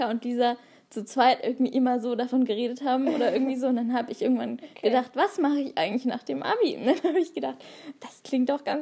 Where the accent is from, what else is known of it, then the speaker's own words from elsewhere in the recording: Radebeul, Saxony, Germany; ich komme aus Radebeul, liegt bei Dresden in Sachsen.